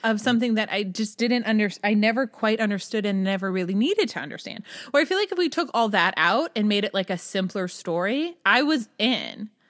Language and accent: English; New Hampshire, United States; I grew up in New Hampshire and up in the Lakes region